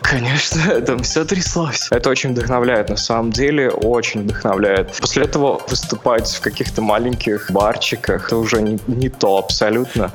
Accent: Divnogorsk, Krasnoyarsk Krai, Russia; also born or lived in Yekaterinburg; now in Saint Petersburg, Russia; Изначально я из Красноярска. В принципе, если прямо самое-самое начало, то это Дивногорск, это рядышком с Красноярском маленький город.

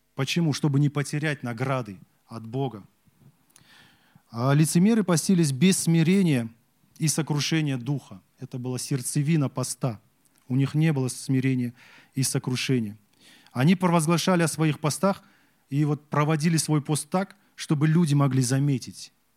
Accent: Kazakhstan; Я вот казах

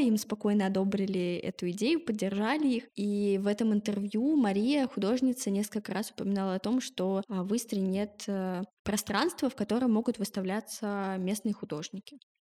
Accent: Moscow, Russia; родилась и живу в Москве

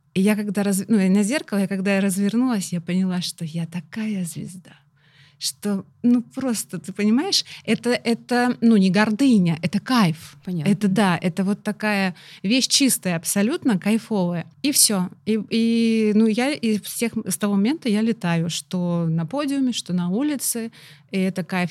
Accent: Russia; у нас в России

